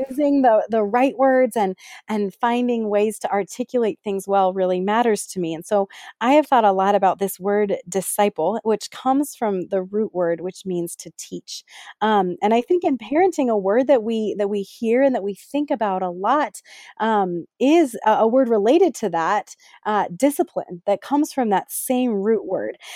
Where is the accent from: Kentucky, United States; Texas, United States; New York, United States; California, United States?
California, United States; Bay Area; moved away as an adult; also born or lived in Ohio / Pittsburgh, Pennsylvania; now in Las Vegas, United States; I grew up in the Bay Area in California, and now I live with my family in Las Vegas, Nevada